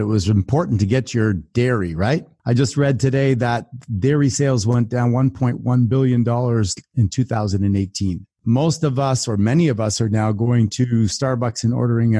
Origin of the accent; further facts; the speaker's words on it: Canada; I'm from Canada